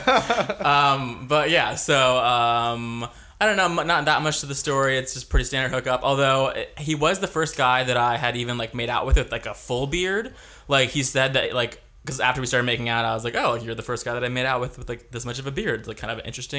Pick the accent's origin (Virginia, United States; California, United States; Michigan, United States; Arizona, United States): California, United States; Brea; now in Anaheim, United States; I live in Anaheim now, but I'm from Brea